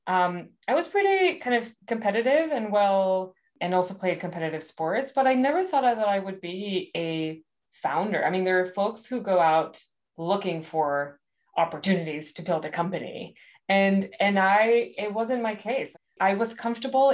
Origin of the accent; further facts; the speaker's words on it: Monterrey, Nuevo León, Mexico; I actually grew up in Monterrey, Mexico